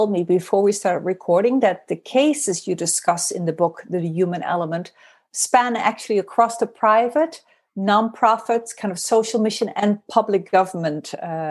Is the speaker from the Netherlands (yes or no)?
yes; Netherlands; English is a second language; you did your PhD in experimental psychology at the University of Amsterdam in my home country.